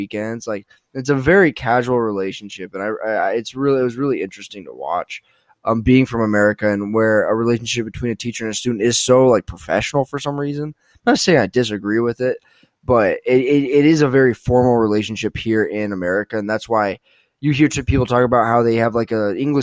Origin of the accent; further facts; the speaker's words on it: United States; as an American